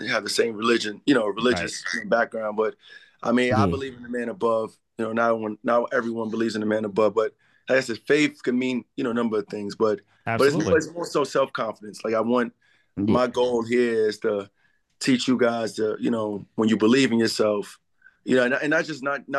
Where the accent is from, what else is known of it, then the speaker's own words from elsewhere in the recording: New York City, New York, United States; I'm originally from the Bronx.